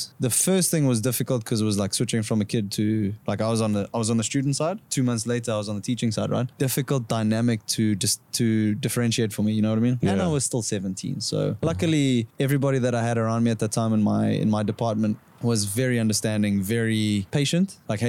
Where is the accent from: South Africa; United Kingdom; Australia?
South Africa; So obviously being South African and having South African friends and stuff, you know, we camp a lot, right?